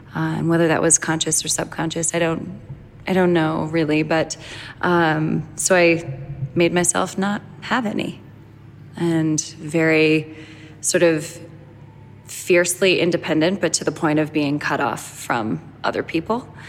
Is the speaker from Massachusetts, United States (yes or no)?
yes; Boston, Massachusetts, United States; I grew up in Boston